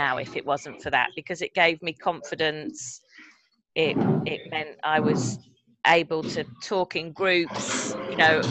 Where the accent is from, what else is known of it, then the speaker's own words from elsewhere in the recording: Midlands, United Kingdom; moved away as an adult; now in London, United Kingdom; I'm from the Midlands, so I talk to strangers all the time